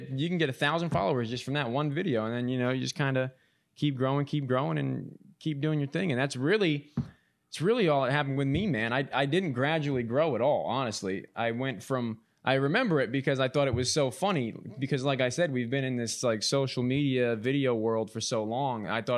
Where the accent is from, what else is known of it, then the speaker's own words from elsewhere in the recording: East Coast, United States; I'm not even a Midwesterner by birth. You know, I'm a transfer from the East Coast.